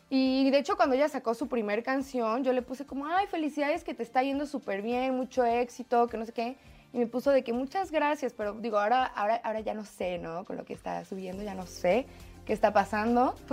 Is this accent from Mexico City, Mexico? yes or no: yes; Mexico City, Mexico; De la Ciudad de México.